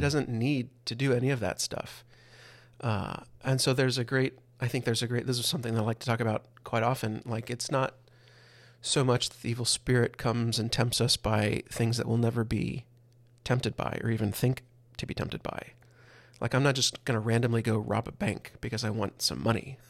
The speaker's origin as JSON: {"language": "English", "region": "the Bible Belt", "country": "United States", "tie": "born or raised there", "said": "growing up in the Bible Belt"}